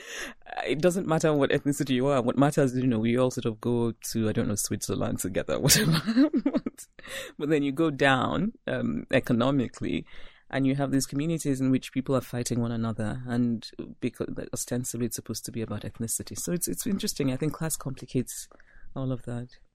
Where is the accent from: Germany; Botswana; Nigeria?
Nigeria; moved away as an adult; also born or lived in Philadelphia / Brooklyn / Princeton; When I go back to my hometown, I am the person who wants to speak only Igbo